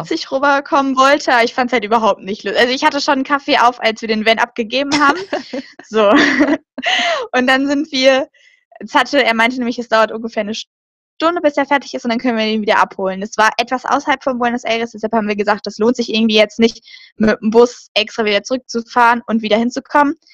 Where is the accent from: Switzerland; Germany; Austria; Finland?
Germany; wir haben gesagt, somos alemanas, das heißt so, wir sind Deutsche